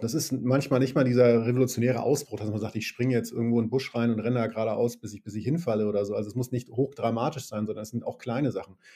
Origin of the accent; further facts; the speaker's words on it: Northern Germany, Germany; ich stamme aus Norddeutschland